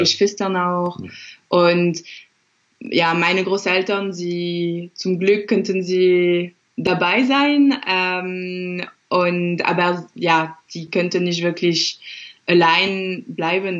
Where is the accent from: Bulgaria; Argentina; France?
France; now in Dresden, Germany; Ich bin Französin